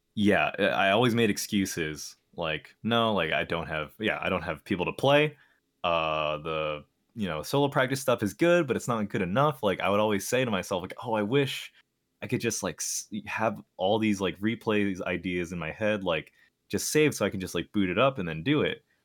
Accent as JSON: {"language": "English", "region": "New York", "country": "United States", "said": "I'm from New York, Um, but I'm actually, like, not even from New York City. I'm, like, a f, an hour-ish, uh, bus ride away"}